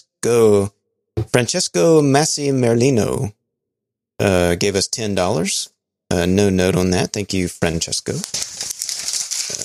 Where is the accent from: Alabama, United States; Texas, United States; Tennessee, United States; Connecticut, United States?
Alabama, United States; I'm from Alabama